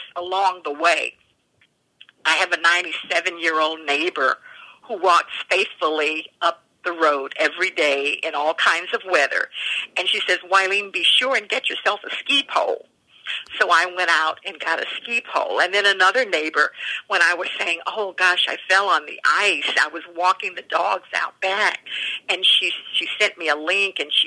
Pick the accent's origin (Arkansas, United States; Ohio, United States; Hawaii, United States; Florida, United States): Arkansas, United States; also born or lived in New York; now in Vermont, United States; I'm from Arkansas